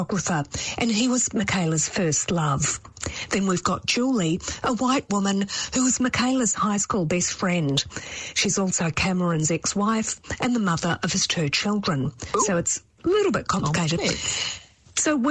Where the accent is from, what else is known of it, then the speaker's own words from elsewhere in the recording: New Zealand; as a Kiwi